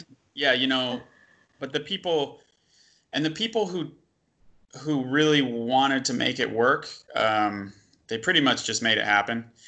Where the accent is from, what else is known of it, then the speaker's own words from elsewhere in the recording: United States; we're both American